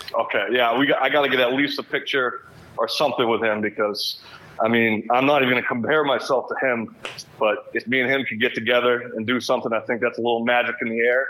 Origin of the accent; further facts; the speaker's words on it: Massachusetts, United States; I grew up in Massachusetts